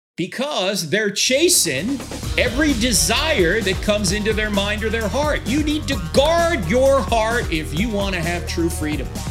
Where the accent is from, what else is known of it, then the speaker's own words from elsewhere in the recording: New Jersey, United States; When I grew up in New Jersey back in the sixties and seventies